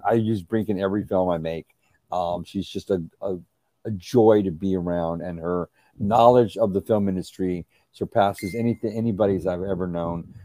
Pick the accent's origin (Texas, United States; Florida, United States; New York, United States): Texas, United States; San Antonio; San Antonio, I grew up in San Antonio, Texas